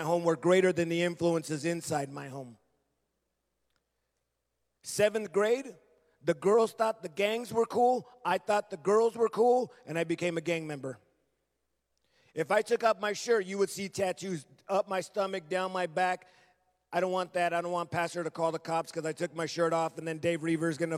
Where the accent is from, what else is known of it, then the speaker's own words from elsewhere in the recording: Los Angeles, California, United States; I grew up in Los Angeles